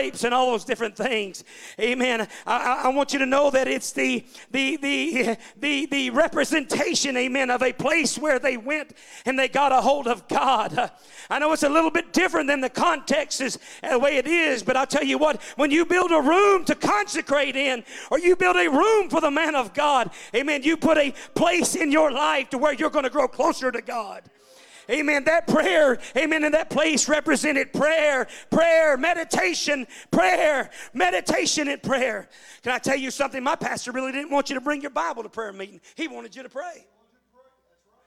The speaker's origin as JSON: {"language": "English", "town": "Balch Springs", "region": "Texas", "country": "United States", "also_born_or_lived": "California", "moved": "as an adult", "lives_now": "Yukon, United States", "said": "I come from Balk Springs. That's the poor side of town"}